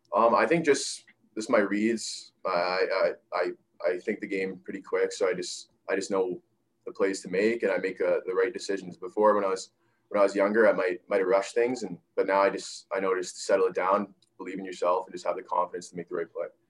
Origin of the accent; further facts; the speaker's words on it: Winnipeg, Manitoba, Canada; now in Kamloops, Canada; I was from Winnipeg